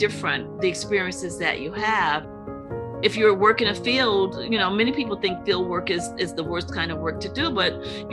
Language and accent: English; Portsmouth, Virginia, United States; also born or lived in Charlottesville, Virginia; my hometown of Portsmouth, Virginia